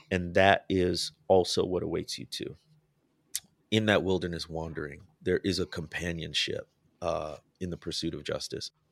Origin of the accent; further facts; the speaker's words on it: Midwest, United States; moved away; I grew up in the Midwest